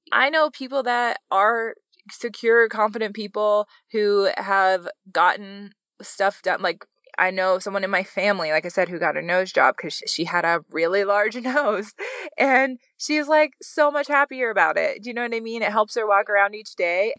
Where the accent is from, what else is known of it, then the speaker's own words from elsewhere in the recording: Wyoming, United States; I'm from Wyoming